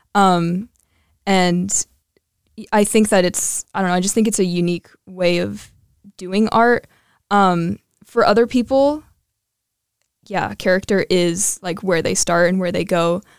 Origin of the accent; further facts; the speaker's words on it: Colorado, United States; moved away; I am from Colorado